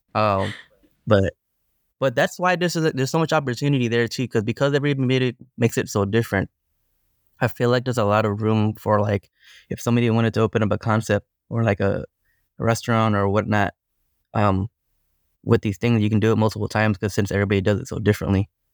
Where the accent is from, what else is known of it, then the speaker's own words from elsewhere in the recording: Long Beach, California, United States; I grew up in Long Beach, California